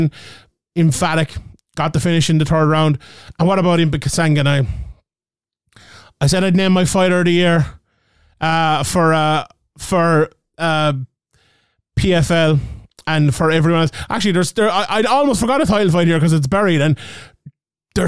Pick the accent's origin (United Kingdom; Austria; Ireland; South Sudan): Ireland; as an Irish man